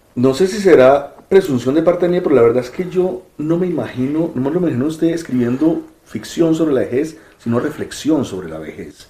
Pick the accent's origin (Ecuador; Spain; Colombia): Colombia; yo soy colombiano